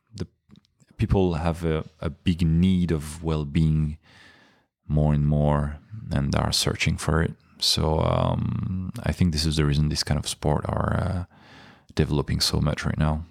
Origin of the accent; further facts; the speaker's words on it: Paris, Île-de-France, France; English is a second language; also born or lived in Nice; I was born in Nice, my hometown now, uh, but I grew up in Paris